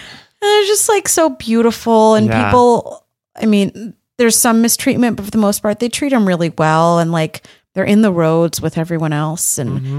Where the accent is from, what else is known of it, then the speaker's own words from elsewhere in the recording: United States; born there; I'm the first person to be born in the US.